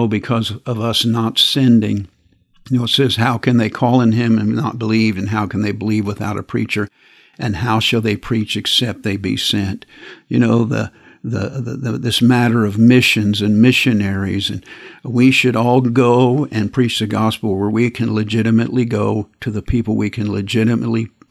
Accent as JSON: {"language": "English", "country": "United States", "said": "I'm an American, and I live in this country"}